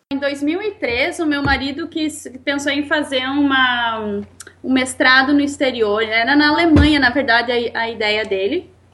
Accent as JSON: {"language": "Portuguese", "region": "Rio Grande do Sul", "country": "Brazil", "moved": "as an adult", "lives_now": "Canada", "said": "Nós dois somos gaúchos"}